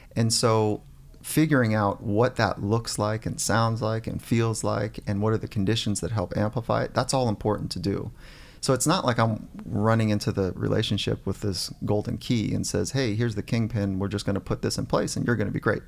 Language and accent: English; Warrenton, Virginia, United States; I was born in Virginia, grew up on a farm